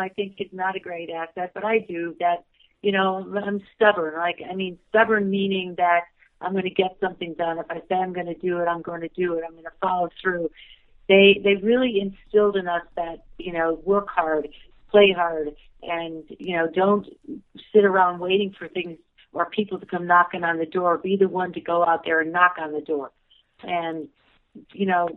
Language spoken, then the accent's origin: English; Deerfield, Illinois, United States; moved away as an adult; also born or lived in Vicksburg, Mississippi / Oshkosh, Wisconsin / New Jersey; now in Jackson Hole, United States; And then our parents moved us to a suburb of Chicago, Deerfield, Illinois, where I grew up all through high school